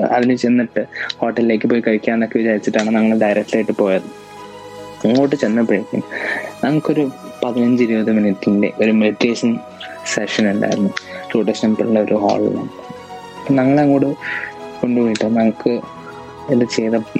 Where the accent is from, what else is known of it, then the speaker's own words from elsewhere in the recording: Ernakulam, Kerala, India; എറണാകുളത്തു നിന്നാണ്